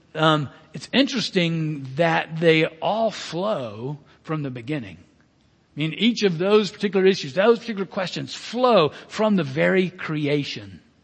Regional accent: Birmingham, Alabama, United States; I'm Southern American being born and raised in Birmingham, um, Alabama

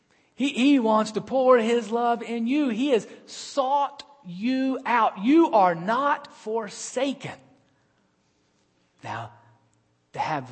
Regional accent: Birmingham, Alabama, United States; my hometown had a team in the World Football League. The World Football League was trying to compete with the National Football League, and we were the Birmingham Americans

